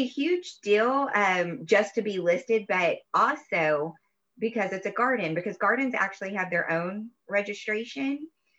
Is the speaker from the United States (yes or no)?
yes; East Texas, United States; also born or lived in Nacogdoches, Texas / Florida; I grew up in East Texas in a small town outside of Tyler, where we would come to Tyler all the time to shop and do entertainment things. I went to school at Stephen F. Austin, which is in Nacogdoches